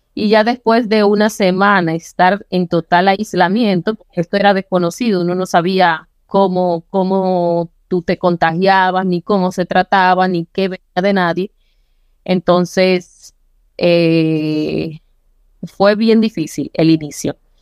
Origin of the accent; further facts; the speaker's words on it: Licey al Medio, Santiago, Dominican Republic; yo nací en Las Palomas. Yo siempre orgullosamente de ser, como nos dicen a los que nacimos allá, palomero. Es una comunidad que pertenece a Licey al Medio, que es un municipio de Santiago.